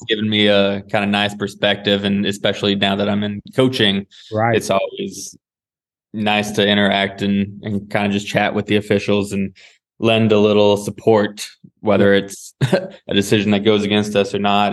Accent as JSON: {"language": "English", "town": "Seattle", "region": "Washington", "country": "United States", "tie": "born or raised there", "also_born_or_lived": "California", "moved": "as an adult", "said": "I grew up in Seattle"}